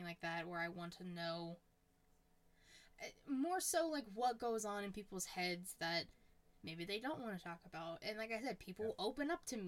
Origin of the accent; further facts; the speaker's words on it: Pittsburgh, Pennsylvania, United States; I'm a Pittsburgh girl